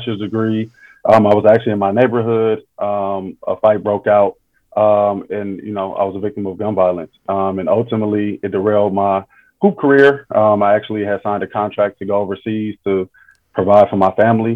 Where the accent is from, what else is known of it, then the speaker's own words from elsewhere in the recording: Oakland, California, United States; being a native of Oakland, you know, growing up in Oakland